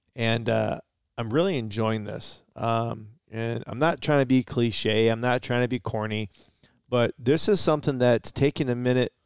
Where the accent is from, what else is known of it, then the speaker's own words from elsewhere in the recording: Detroit, Michigan, United States; we're from Detroit